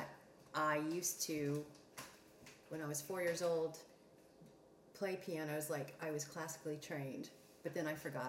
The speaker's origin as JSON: {"language": "English", "town": "Atlanta", "region": "Georgia", "country": "United States", "tie": "born or raised there", "also_born_or_lived": "France / Princeton, New Jersey / Washington, D.C.", "moved": "yes", "said": "I was born in France. I was raised in Atlanta"}